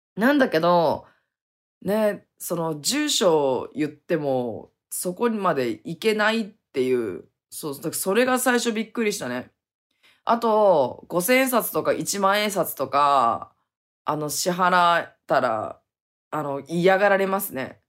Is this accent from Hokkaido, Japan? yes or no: yes; Hokkaido, Japan; now in Okinawa, Japan; 北海道にすぐ帰ろうって思って